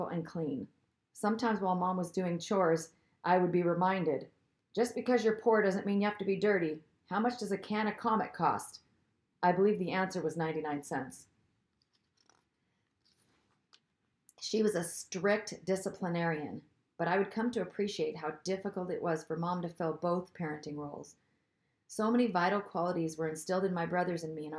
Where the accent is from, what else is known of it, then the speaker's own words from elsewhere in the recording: Seattle, Washington, United States; I grew up in the Seattle area of the Pacific Northwest